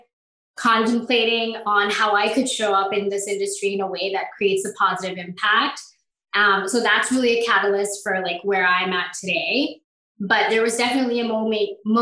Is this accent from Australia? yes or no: no; Bangladesh; moved away; I'm originally from Bangladesh